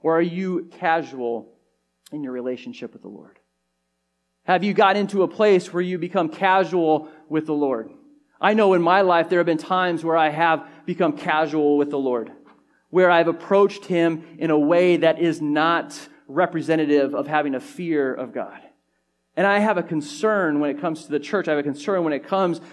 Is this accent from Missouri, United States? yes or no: no; California, United States; growing up in California